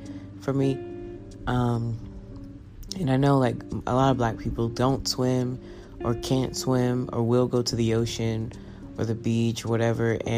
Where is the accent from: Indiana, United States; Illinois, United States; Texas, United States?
Texas, United States; Round Rock; I grew up in Round Rock, like the suburbs. Super, super north Austin, right?